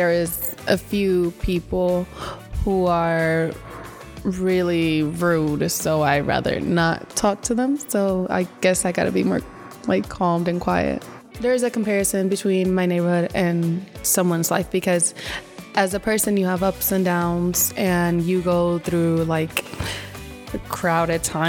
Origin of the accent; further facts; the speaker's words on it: Cleveland, Ohio, United States; first language Spanish; English is a second language; also born or lived in Yauco, Puerto Rico; I was born in Cleveland, Ohio